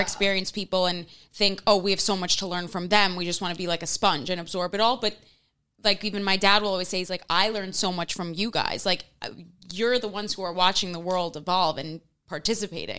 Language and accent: English; New York City, New York, United States; I remember growing up in Manhattan